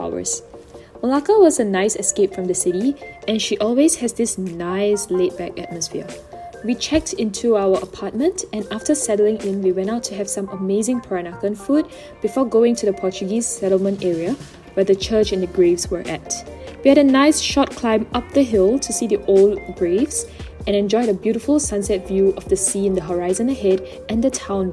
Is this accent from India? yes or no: no; Singapore; I have to rediscover my hometown